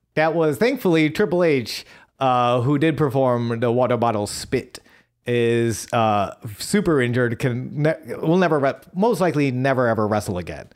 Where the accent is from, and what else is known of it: Buffalo, New York, United States; born or raised there